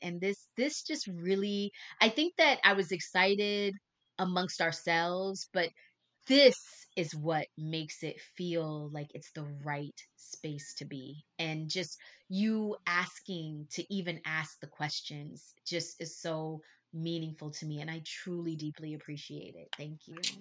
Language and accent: English; Texas, United States; now in Mexico; I'm also a Texan